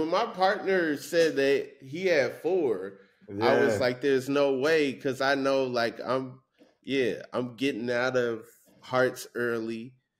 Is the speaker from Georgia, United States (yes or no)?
yes; Atlanta, Georgia, United States; also born or lived in Lake Mary, Florida; I'm from Atlanta, Georgia.